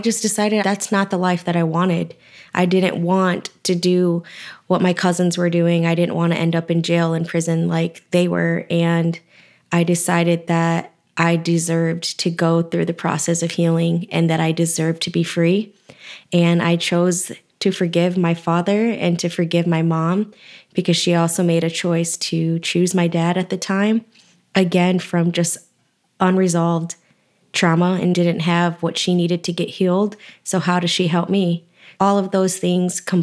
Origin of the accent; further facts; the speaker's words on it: Lansing, Michigan, United States; also born or lived in Texas; I was born in Texas, but raised in Lansing, Michigan